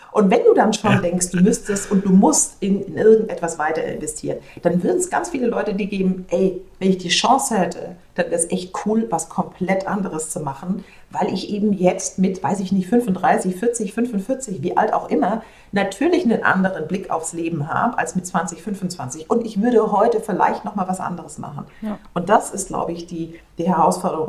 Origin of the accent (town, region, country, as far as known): Germany; moved away as an adult